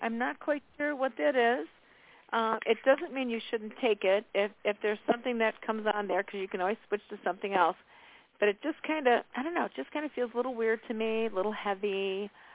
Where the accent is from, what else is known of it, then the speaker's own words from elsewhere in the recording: Chicago, Illinois, United States; I was born and raised in Chicago, so I really know the energy of Chicago